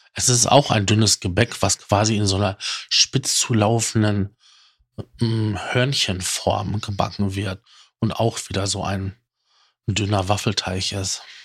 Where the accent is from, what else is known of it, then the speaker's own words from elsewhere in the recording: North Rhine-Westphalia, Germany; bei uns in Nordrhein-Westfalen